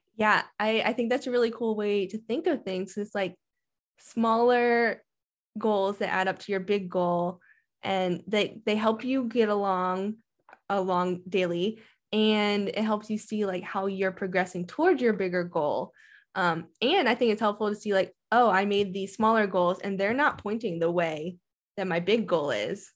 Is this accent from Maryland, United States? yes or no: yes; Maryland, United States; now in Colorado, United States; I'm from Maryland too, so I grew up in the humidity and training out there